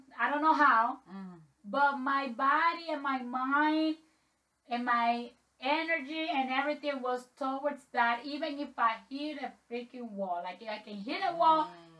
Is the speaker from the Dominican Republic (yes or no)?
yes; Dominican Republic; I'm from Dominican Republic.